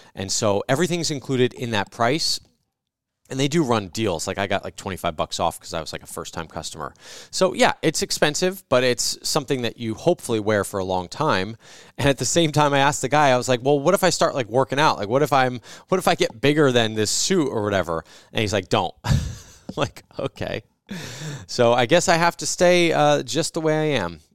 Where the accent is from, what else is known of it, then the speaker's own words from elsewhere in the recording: New Jersey, United States; When I grew up in New Jersey, we had service merchandise